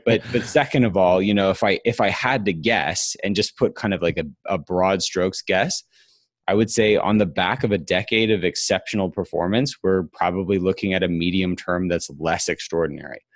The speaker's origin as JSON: {"language": "English", "town": "Huntsville", "region": "Alabama", "country": "United States", "tie": "born or raised there", "moved": "yes", "lives_now": "Atlanta, United States", "said": "grew up my whole uh, childhood in Huntsville, Alabama."}